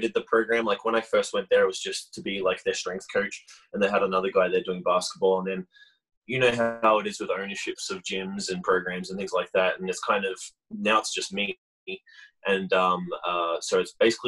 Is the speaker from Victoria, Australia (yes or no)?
yes; Melbourne, Victoria, Australia; moved away as an adult; also born or lived in Hamilton, New Zealand; now in Utah, United States; I was born in New Zealand, in Hamilton on the North Island. And then when I was about three or so, my parents relocated to Melbourne in Australia. And that's where I grew up.